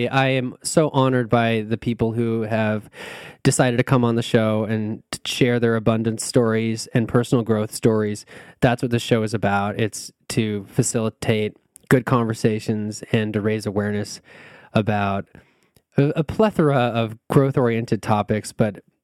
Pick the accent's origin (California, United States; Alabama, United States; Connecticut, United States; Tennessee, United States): California, United States; I sound like I'm from California, which I kind of am